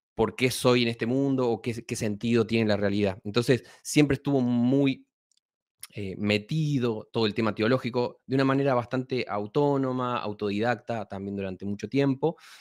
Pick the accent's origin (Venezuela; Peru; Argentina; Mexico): Argentina; moved away; soy efectivamente argentino, nací en un pueblito y me crié prácticamente en un pueblito muy